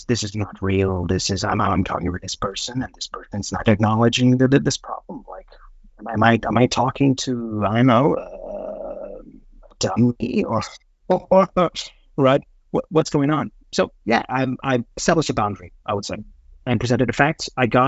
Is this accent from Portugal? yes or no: yes; Portugal; English is a second language; And that's where I came from Portugal.